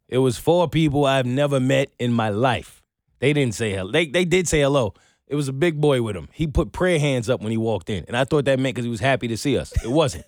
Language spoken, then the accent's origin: English; New York, United States; moved away; I'm from New York